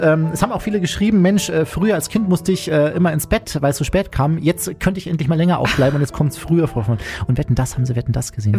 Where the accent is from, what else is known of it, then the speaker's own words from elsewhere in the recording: Chiemsee, Chiemgau, Bavaria, Germany; ich komme ähm, aus Bayern, vom Chiemsee im Chiemgau